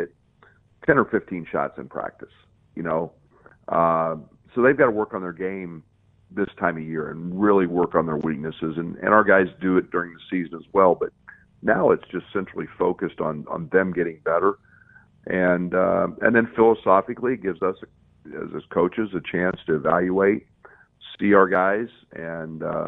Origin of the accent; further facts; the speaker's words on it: McPherson, Kansas, United States; moved away; my hometown for 50 years of anniversary for the 22 state champions that have come out of McPherson, Kansas